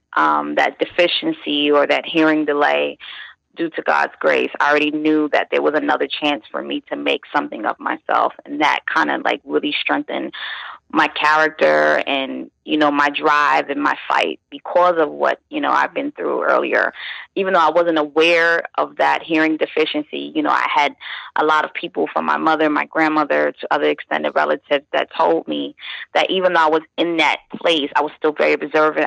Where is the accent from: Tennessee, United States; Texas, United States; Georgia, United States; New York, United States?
New York, United States; New York City; moved away as an adult; now in Virginia Beach, United States; I'm from Brooklyn, born and raised in Brooklyn, East New York, Brooklyn to be exact